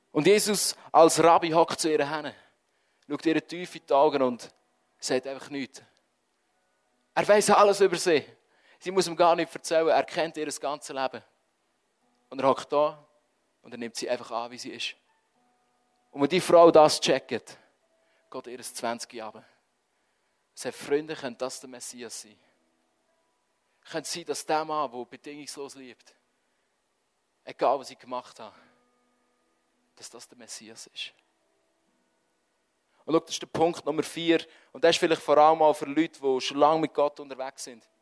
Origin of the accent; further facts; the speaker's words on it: Switzerland; Wenn wir sind Schweizer. Wir es gerne im Griff haben.